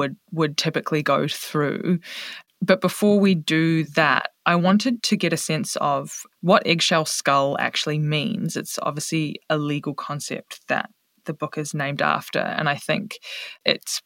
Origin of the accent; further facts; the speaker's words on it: New Zealand; I'm from New Zealand